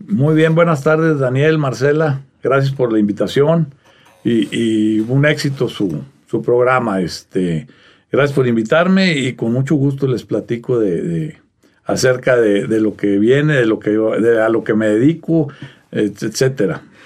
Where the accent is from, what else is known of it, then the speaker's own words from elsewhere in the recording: Arteaga, Coahuila, Mexico; soy originario de, de Coahuila